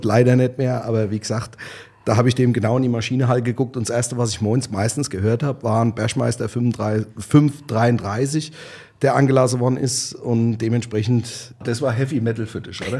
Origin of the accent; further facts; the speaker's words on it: Bechtheim, Rhineland-Palatinate, Germany; moved away as an adult; also born or lived in Austria; ich bin aus Bechtem